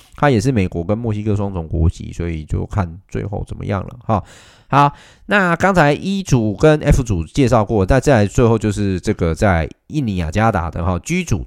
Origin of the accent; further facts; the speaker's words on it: Taichung, Taiwan; 作为台中人